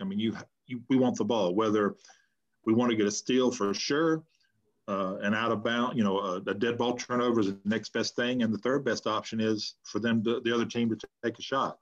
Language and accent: English; North Carolina, United States; I moved back to my hometown